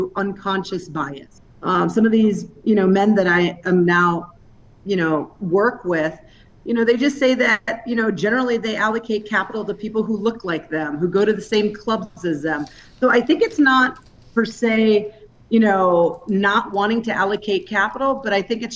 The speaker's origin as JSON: {"language": "English", "town": "Detroit", "region": "Michigan", "country": "United States", "tie": "born or raised there", "said": "My background is I'm originally from Detroit, suburbs of the Detroit area. So I grew up with essentially no money"}